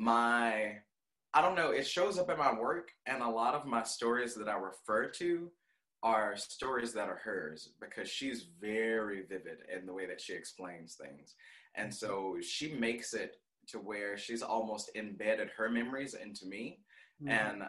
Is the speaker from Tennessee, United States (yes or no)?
yes; Memphis, Tennessee, United States; I don't know what part to call it, but I grew up on Barron.